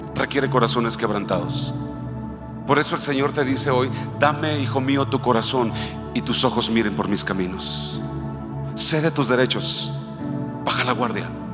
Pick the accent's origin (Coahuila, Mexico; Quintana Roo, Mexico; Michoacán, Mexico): Michoacán, Mexico; Nosotros somos de Michoacán